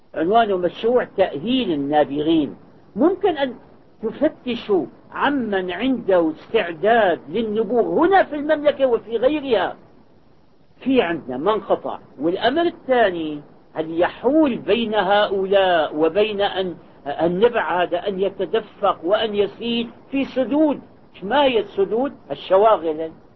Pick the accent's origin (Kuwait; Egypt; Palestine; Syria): Syria; moved away as an adult; now in Saudi Arabia; كان عندنا بالشام أستاذنا محمد كرد علي